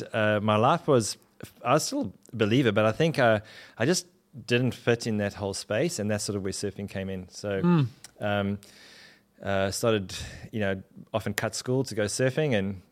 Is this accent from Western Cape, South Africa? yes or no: no; Durban, KwaZulu-Natal, South Africa; In Durban, South Africa.